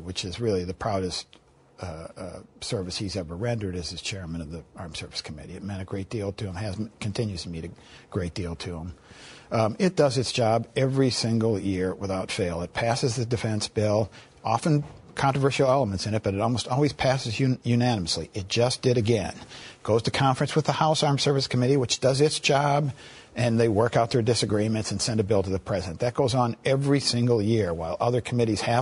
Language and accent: English; Iowa, United States; my home state of Iowa